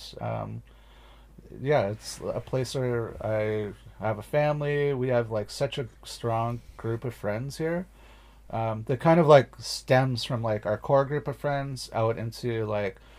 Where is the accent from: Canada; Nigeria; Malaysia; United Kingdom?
Canada; small town in Ontario; now in Northwest Territories, Canada; My hometown is the size of the entire population of the NWT